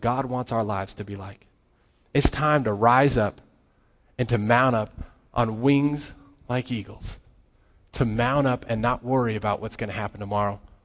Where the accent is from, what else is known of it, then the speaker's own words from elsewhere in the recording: Colorado, United States; I grew up in Colorado